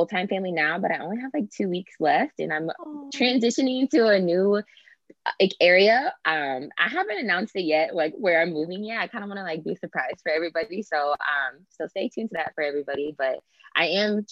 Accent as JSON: {"language": "English", "town": "Kansas City", "region": "Missouri", "country": "United States", "also_born_or_lived": "Springfield, Missouri", "moved": "as an adult", "lives_now": "San Diego, United States", "said": "I'm originally from Kansas City, Missouri."}